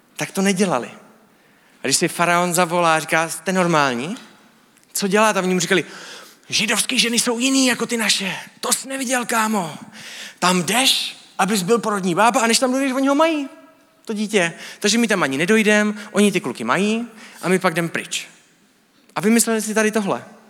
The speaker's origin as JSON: {"language": "Czech", "country": "Czechia", "said": "my jako Evropani, jako Češi"}